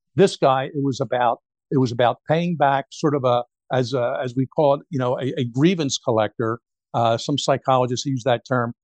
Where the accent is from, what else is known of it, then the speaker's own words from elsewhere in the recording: Philadelphia, Pennsylvania, United States; moved away; I'm from Philadelphia originally.